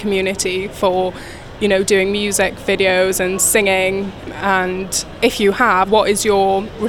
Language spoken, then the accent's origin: English; Newcastle, North East England, United Kingdom; also born or lived in Iraq; I'm 21 years old. I'm from Newcastle, but I was born in Iraq.